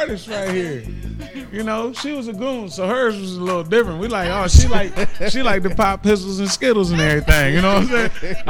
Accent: Mansfield, Ohio, United States; moved away; No, I'm from Mansfield, Ohio.

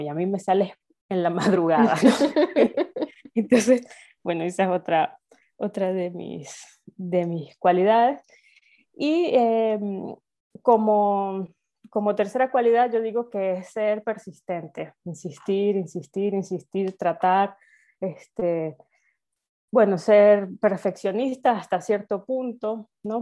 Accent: Venezuela; moved away as an adult; also born or lived in Spain; now in Salamanca, Spain; soy venezolana, en Venezuela hice mi carrera de historia y luego emigré a España

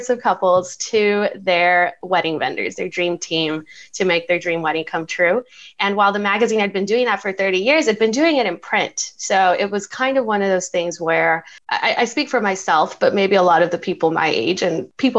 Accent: El Paso, Texas, United States; now in San Antonio, United States; I'm from El Paso, Texas

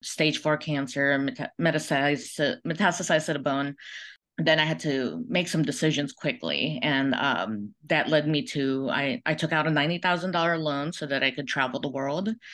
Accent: Philippines; now in United States; I was born in the Philippines in, uh, nineteen seventy-four.

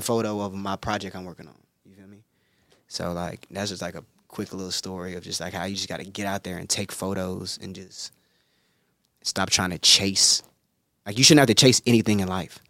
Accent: Greenville, South Carolina, United States; now in Los Angeles, United States; I'm from Greenville, South Carolina.

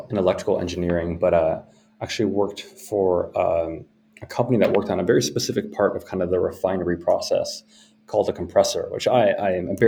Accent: Iowa, United States; also born or lived in Minsk, Belarus; moved to the U.S. when I was really young, um, and we were you know, very fortunate in that to get, to get help to come here and uh, grew up in the Midwest

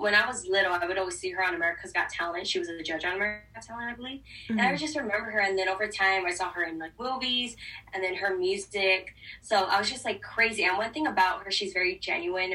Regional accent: Hawaii, United States; Growing up in Hawaii, I actually, in school, I used to do Disney character lookalikes

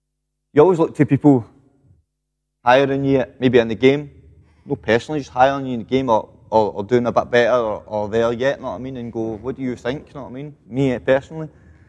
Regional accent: Glasgow, Scotland, United Kingdom; I'm from Govan, the Wine Alley.

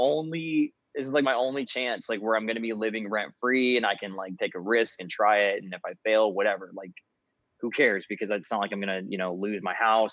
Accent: California, United States; also born or lived in Boise, Idaho; I'm from California. I was raised in California, but I moved to Boise, Idaho in 2014 or 15

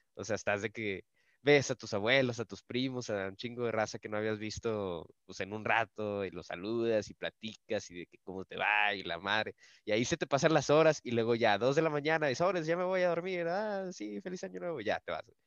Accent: Monclova, Coahuila, Mexico; now in Saltillo, Mexico; yo no soy de, Saltillo, yo soy de Monclova y la mayoría de mi familia está en Monclova

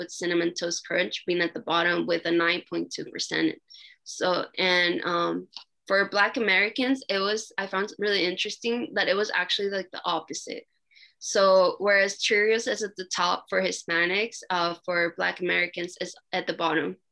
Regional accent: Mexico; moved away; I grew up in Mexico

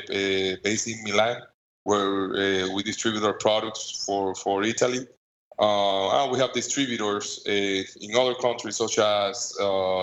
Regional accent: Tobacco City, Santiago, Dominican Republic; I'm from Tobacco City, the cigar capital of the world.

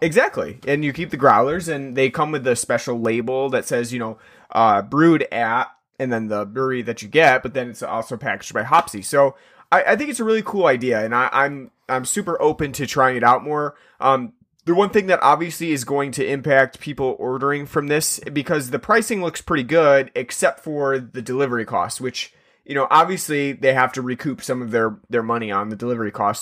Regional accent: New York, United States; I'm from New York

